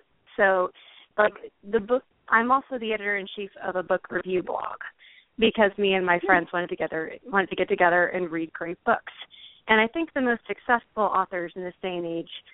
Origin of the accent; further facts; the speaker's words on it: Portland, Oregon, United States; my hometown, which is Portland, Oregon.